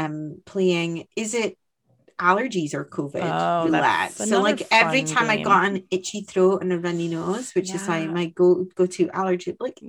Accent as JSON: {"language": "English", "region": "Scotland", "country": "United Kingdom", "said": "I'm the Scot."}